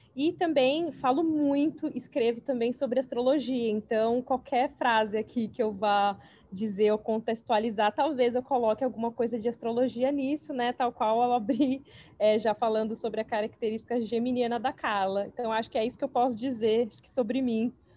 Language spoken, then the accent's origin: Portuguese; São Paulo, Brazil; moved away as an adult; now in New York, United States; atualmente eu moro em Nova York, mas eu sou de São Paulo, capital. Me mudei faz cinco anos para os Estados Unidos